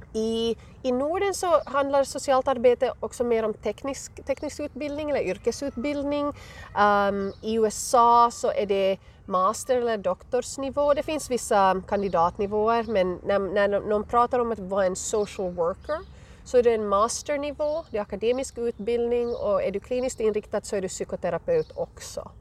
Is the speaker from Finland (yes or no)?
yes; west coast of Finland, Ostrobothnia, Finland; accent: Finland Swedish; moved away as an adult; also born or lived in Arizona, United States; now in Colorado, United States; jag kommer alltså från eh, Finlands västkust, från Österbotten, men hamnade här eh, för nästan tio år sedan.